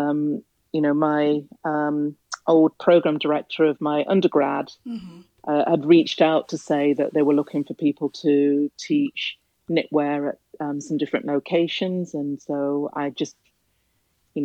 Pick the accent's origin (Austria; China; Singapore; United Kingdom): United Kingdom; Nottingham, East Midlands; moved away as an adult; now in New York, United States; Originally, I am from England and I'm from Nottingham. I've lived in New York since 2010